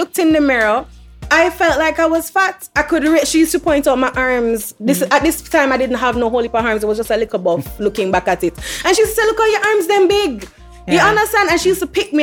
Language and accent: English; Kingston, Jamaica; I grew up in Kingston with my mom and my brother.